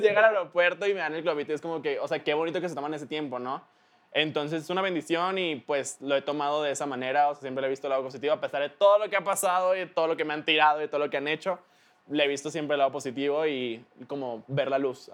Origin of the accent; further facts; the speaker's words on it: Mexico; yo soy de aquí, soy de México, acá están todos mis tíos y mis primos